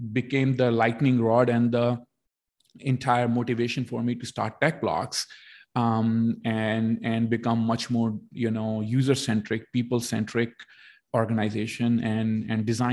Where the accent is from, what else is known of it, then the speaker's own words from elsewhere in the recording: India; moved away as an adult; now in Canada; I was born in India. I did my education in India, but almost my entire experience is in Canada.